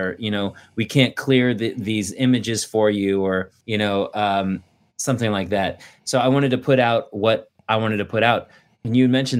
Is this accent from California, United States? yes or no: yes; Thousand Oaks, California, United States; also born or lived in San Luis Obispo; I grew up in Thousand Oaks.